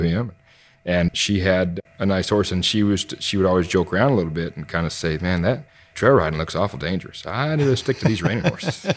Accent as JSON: {"language": "English", "town": "Kansas City", "region": "Missouri", "country": "United States", "tie": "born or raised there", "said": "I grew up just north of Kansas City and Missouri"}